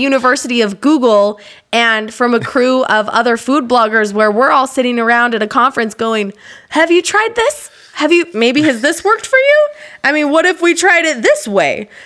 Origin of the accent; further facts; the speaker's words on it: Utah, United States; I grew up in Utah